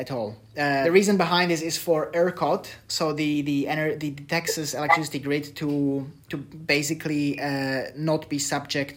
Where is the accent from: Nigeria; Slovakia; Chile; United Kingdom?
Slovakia; I come from Slovakia